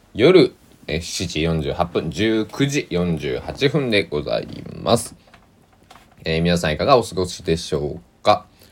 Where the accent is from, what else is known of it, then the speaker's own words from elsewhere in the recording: Kochi, Japan; moved away; also born or lived in Susaki, Kochi; 高知県なんか僕の生まれ育ったところは